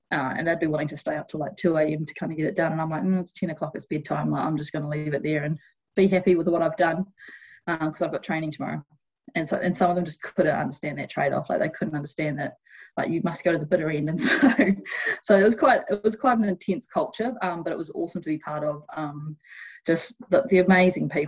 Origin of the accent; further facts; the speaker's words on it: New Zealand; did a heap of research into the cr- recruitment process, which as a Kiwi can be a bit intimidating